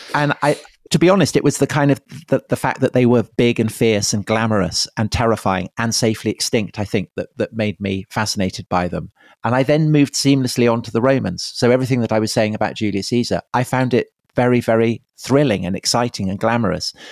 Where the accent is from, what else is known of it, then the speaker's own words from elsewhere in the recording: Salisbury, South West England, United Kingdom; I grew up in Wiltshire outside Salisbury